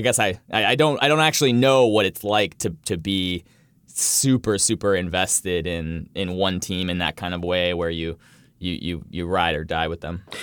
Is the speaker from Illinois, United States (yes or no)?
no; Vermont, United States; I grew up in in Vermont